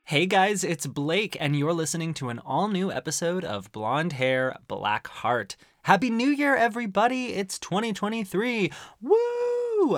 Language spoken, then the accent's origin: English; Arizona, United States; growing up in Arizona